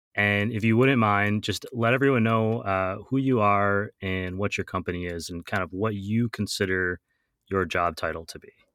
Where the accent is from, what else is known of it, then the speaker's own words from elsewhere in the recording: Wausau, Wisconsin, United States; moved away; I'm recording in my hometown of Wausau, Wisconsin this week.